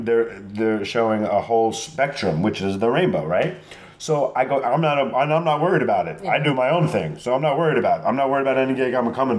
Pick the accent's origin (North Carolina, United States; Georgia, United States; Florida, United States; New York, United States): New York, United States; Long Island; because I'm from Long Island